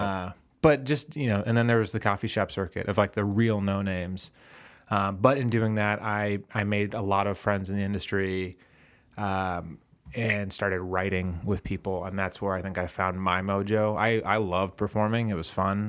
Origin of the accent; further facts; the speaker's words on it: Eden Prairie, Minnesota, United States; now in Chicago, United States; Originally, I'm from Eden Prairie, Minnesota, which is a southwest suburb of Minneapolis.